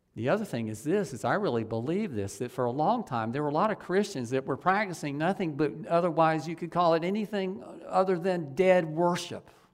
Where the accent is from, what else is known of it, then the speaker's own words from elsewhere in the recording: Ocala, Florida, United States; I grew up in Ocala on one of the side streets, right by the, the run, street that runs right behind the Catholic Church in Ocala. I, I lived there until I was about nine years old.